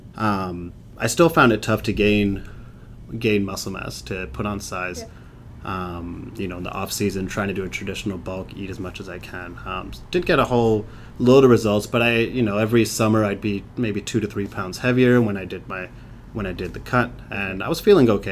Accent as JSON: {"language": "English", "region": "England", "country": "United Kingdom", "tie": "born or raised there", "moved": "yes", "said": "I grew up in England"}